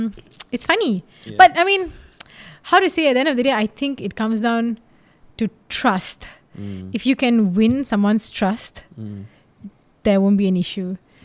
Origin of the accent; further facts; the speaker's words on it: India; Some don't know I'm Indian.